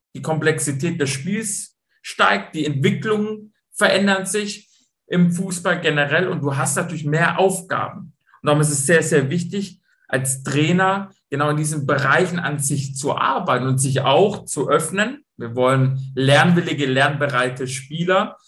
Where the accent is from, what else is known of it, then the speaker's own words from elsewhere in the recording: Stuttgart, Baden-Württemberg, Germany; accent: Swabian; moved away as an adult; also born or lived in Braunschweig; ich bin Schwabe, ich komme aus Stuttgart